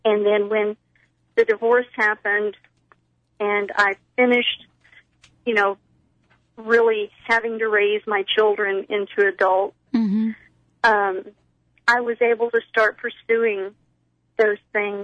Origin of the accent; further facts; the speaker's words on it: Texas, United States; I am from Texas